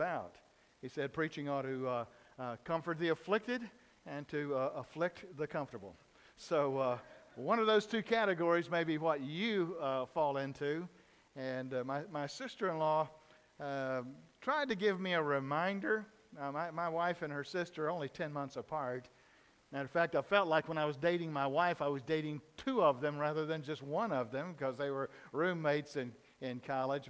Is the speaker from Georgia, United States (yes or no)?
yes; Dawson, Georgia, United States; I grew up in South Georgia in a little town of Dawson.